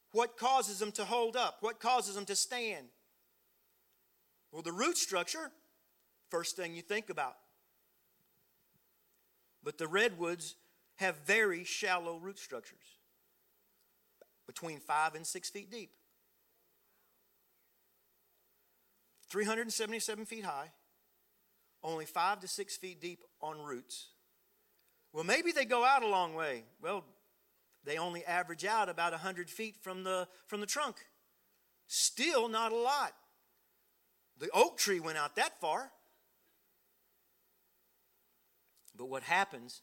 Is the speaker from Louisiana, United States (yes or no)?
yes; South Louisiana, United States; I was raised in South Louisiana, down way down south